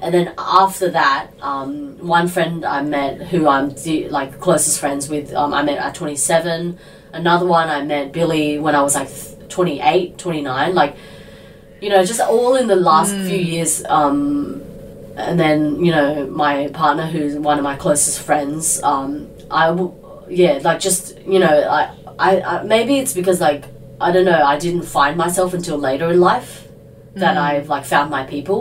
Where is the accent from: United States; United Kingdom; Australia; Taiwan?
Australia; Sydney, New South Wales; I grew up in Sydney